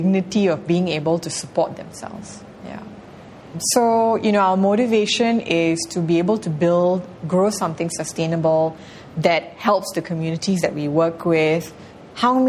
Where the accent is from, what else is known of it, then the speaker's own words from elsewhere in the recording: Malaysia; moved away as an adult; as a Malaysian